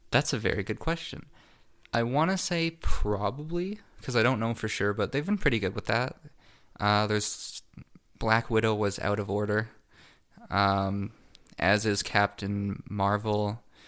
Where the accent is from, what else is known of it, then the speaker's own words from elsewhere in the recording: Canada; we're Canadian